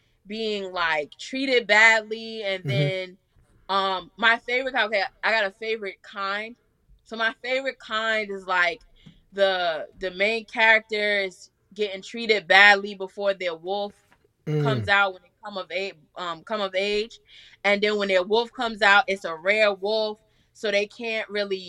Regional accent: New York City, New York, United States; now in Georgia, United States; I'm from Staten Island, New York

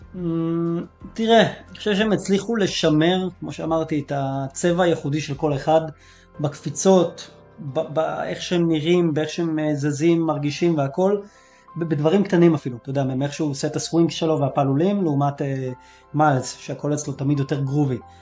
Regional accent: Israel; בתור ישראלי

